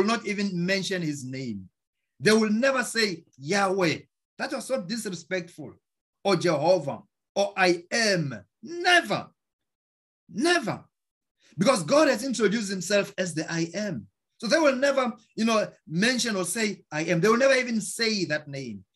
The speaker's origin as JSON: {"language": "English", "country": "South Africa", "moved": "yes", "lives_now": "United States", "said": "I'm from South Africa"}